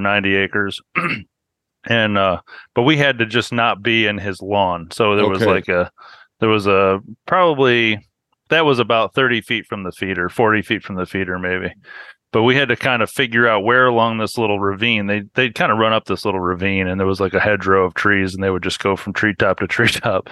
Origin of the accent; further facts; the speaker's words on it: central New York State, United States; moved away as an adult; I was born up in New York State, up in the central part of the state where it's like cow country and just south of the Adirondacks. And I grew up and lived there pretty much until I turned 18.